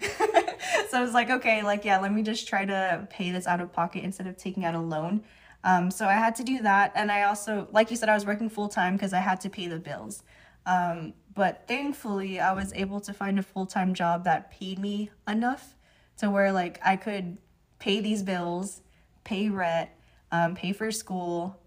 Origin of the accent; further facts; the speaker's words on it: Union City, California, United States; moved away as an adult; now in Hawaii, United States; I was born and raised in California